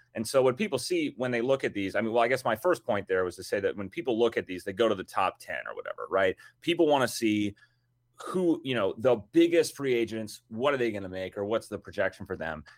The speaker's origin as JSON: {"language": "English", "region": "Minnesota", "country": "United States", "said": "I'm from Minnesota."}